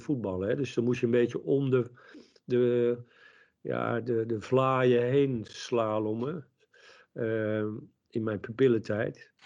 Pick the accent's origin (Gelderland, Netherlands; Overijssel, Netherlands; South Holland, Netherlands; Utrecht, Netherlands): South Holland, Netherlands; Leimuiden; In Muiden in het dorp waar ik geboren ben.